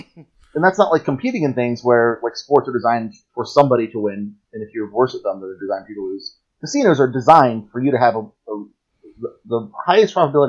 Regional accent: United States

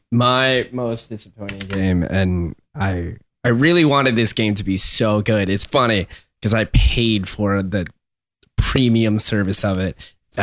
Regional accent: Philippines; English is a second language; Oh, like several. I come from the Philippines, you know.

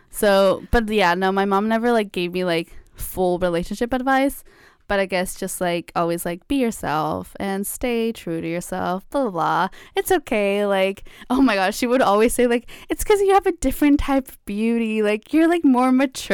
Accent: Mexico; now in United States; I grew up in Mexico, so, like, it was also very different. I, like, n, since I moved to the U S

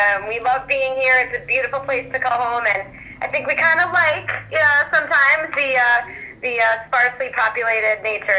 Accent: Upper Peninsula, Michigan, United States; moved away as an adult; also born or lived in Wisconsin; I was one of those kids who grew up in the UP in a small town and wanted to get out as soon as possible.

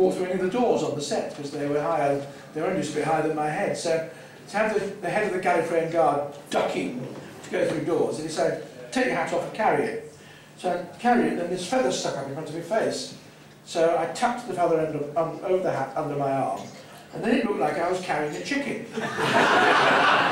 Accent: Manchester, North West England, United Kingdom; accent: Northern; I come from Manchester

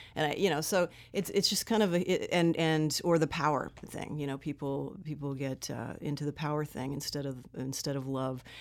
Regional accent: Southern California, United States; I grew up here in Southern

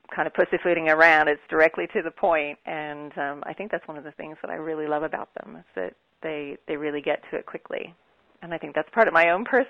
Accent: Kansas, United States; I'm actually from Kansas.

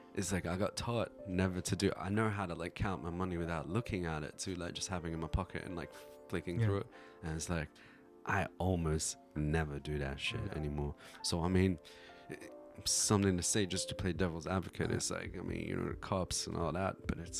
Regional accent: South Africa; So it's like, I'm from South Africa.

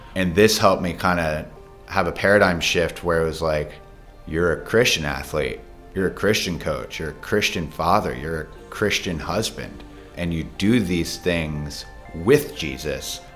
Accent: Frederick, Maryland, United States; my childhood, I grew up here in Frederick

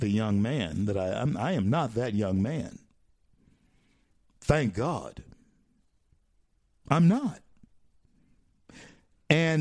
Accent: Shreveport, Louisiana, United States; I grew up in the South

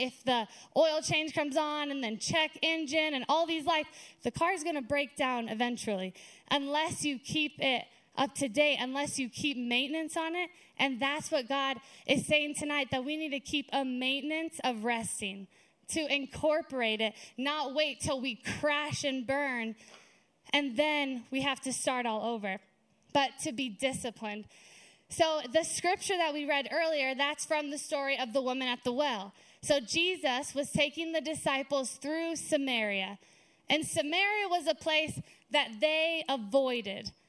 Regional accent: Lake Havasu City, Arizona, United States; moved away as an adult; also born or lived in California; now in Flagstaff, United States; lived and grew up in Lake Havasu

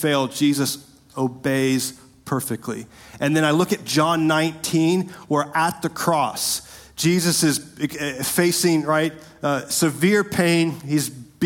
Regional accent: Winter Park, Florida, United States; growing up in Winter Park, my dad taught me

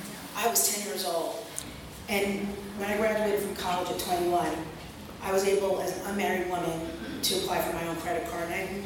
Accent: Brooklyn, New York, United States; I grew up in Brooklyn, New York, and one of the highlights of my youth was taking the subway into Manhattan with my mom

